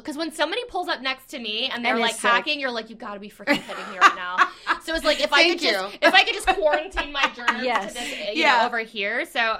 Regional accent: Ruskin, Florida, United States; Ruskin, Florida.

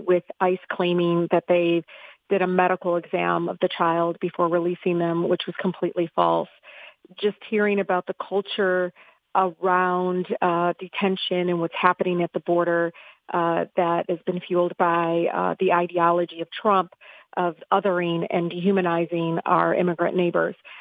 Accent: Detroit, Michigan, United States; I grew up in Southwest Detroit

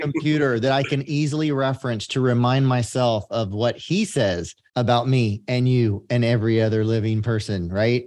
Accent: San Joaquin Valley, California, United States; I grew up in the San Joaquin Valley of California

